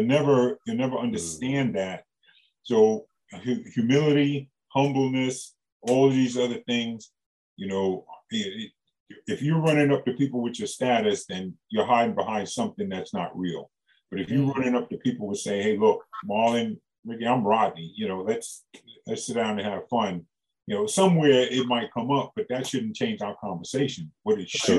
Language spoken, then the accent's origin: English; New York, United States; I got my doctorate degree growing up in New York